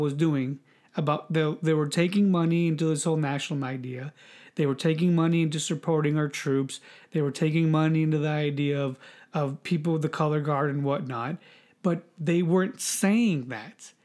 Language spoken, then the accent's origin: English; United States; me being an American